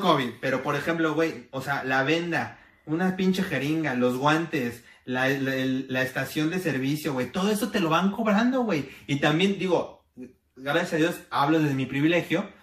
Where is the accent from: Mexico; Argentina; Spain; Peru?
Mexico